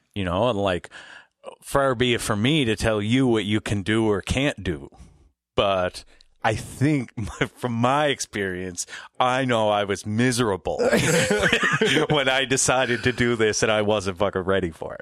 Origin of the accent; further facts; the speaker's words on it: Glace Bay, Nova Scotia, Canada; I grew up in Glace Bay, um, right. between Glace Bay and New Waterford